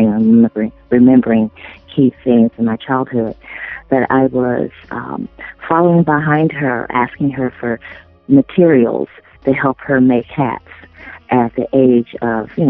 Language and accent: English; St. Louis, Missouri, United States; I'm originally from the Midwest, from St. Louis, Missouri, the Show Me State, where I was born.